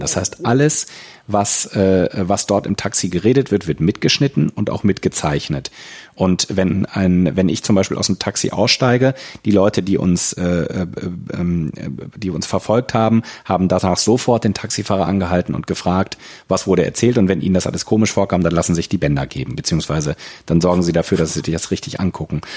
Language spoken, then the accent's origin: German; Germany; moved away as an adult; now in China